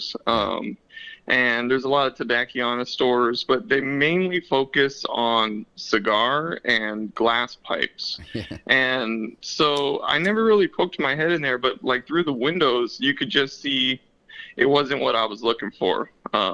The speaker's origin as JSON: {"language": "English", "town": "Long Beach", "region": "California", "country": "United States", "tie": "born or raised there", "also_born_or_lived": "San Diego County, California", "moved": "as an adult", "lives_now": "San Diego, United States", "said": "I was born and raised in California. I was born in Long Beach and spent most of my days there"}